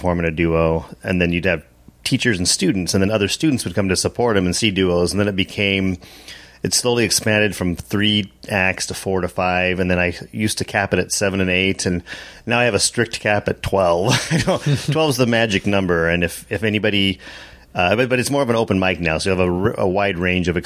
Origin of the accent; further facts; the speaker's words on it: Lusk, Wyoming, United States; moved away as an adult; also born or lived in Seattle; I grew up in Lusk, Wyoming